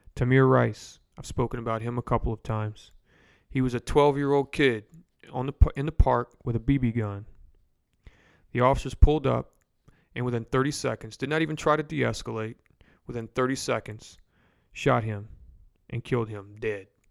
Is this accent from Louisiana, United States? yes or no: yes; Louisiana, United States; Baton Rouge in my hometown or home city